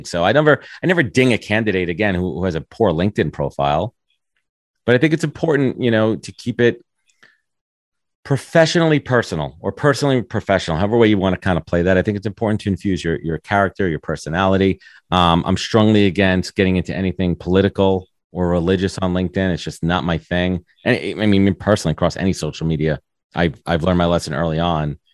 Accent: New York, United States; Growing up in New York

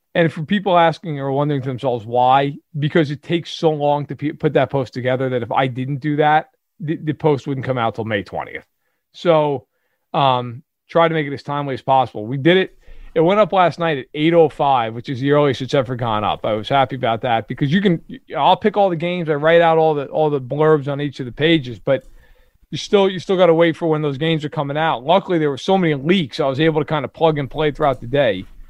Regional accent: New York, United States; I grew up in New York

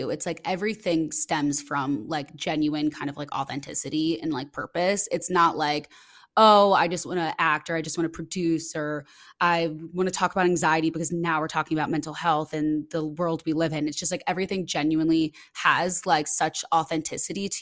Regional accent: Midwest, United States; moved away as an adult; also born or lived in Los Angeles, United States; now in Chicago, United States; I'm from the Midwest and I moved back to the Midwest like in the past year.

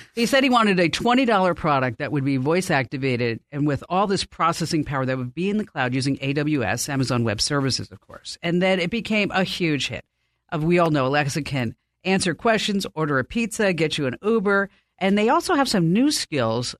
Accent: New Jersey, United States; I'm from New Jersey

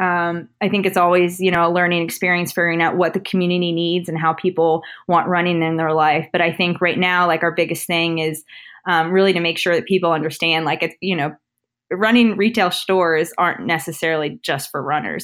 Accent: Northern Virginia, United States; also born or lived in Washington, D.C.; I grew up in Northern Virginia. I went to Oakton High School

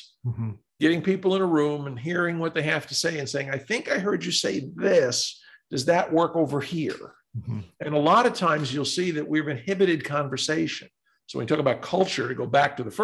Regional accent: New York, United States; I'm a New Yorker

